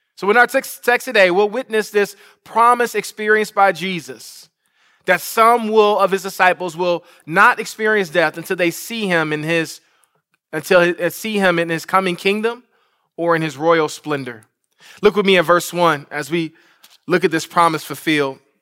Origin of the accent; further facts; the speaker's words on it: Detroit, Michigan, United States; Detroit, Michigan, my hometown.